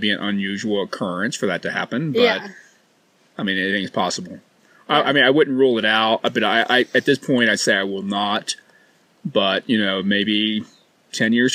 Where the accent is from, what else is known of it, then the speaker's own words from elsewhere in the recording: Cincinnati, Ohio, United States; I'm from Cincinnati, Ohio